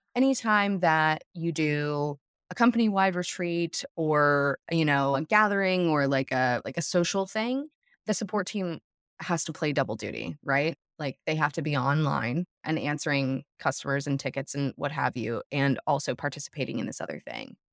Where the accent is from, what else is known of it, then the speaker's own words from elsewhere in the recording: south of Denver, Colorado, United States; I grew up in Colorado, south of Denver